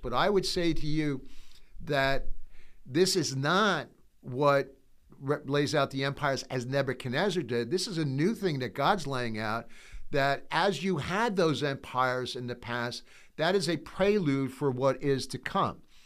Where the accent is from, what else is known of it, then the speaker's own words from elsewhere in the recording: United States; I'm an American. I'm proud to be an American